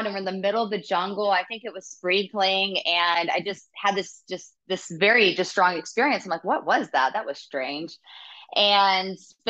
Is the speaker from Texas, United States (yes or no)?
no; Savannah, Georgia, United States; moved away as an adult; also born or lived in Atlanta, Georgia; now in Costa Rica; I was born and raised in Georgia, in Savannah, and grew up there, moved to Atlanta for college